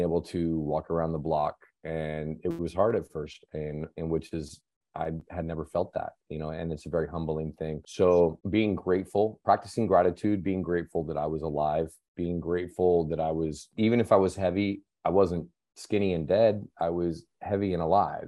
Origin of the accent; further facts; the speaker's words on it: Seattle, Washington, United States; moved away; also born or lived in Las Vegas; I grew up in, I grew up in Seattle